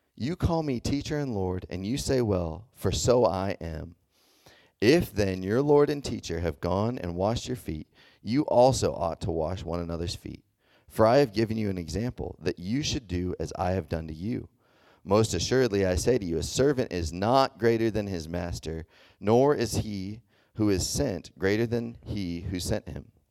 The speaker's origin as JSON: {"language": "English", "region": "Texas", "country": "United States", "tie": "born or raised there", "moved": "yes", "said": "I grew up in, in the South, I grew up in Texas"}